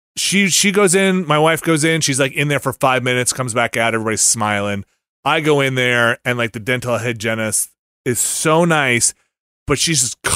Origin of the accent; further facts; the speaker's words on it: New Jersey, United States; moved away; my home country, New Jersey